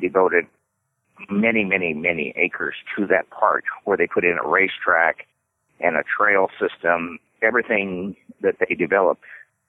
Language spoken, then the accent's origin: English; Albuquerque, New Mexico, United States; moved away as an adult; also born or lived in Durango, Colorado; when I was growing up in Albuquerque, New Mexico